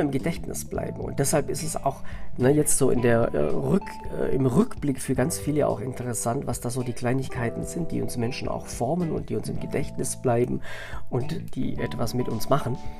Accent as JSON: {"language": "German", "region": "Southern Germany", "country": "Germany", "tie": "born or raised there", "said": "bei uns in Süddeutschland, in so einem äh, Dorf"}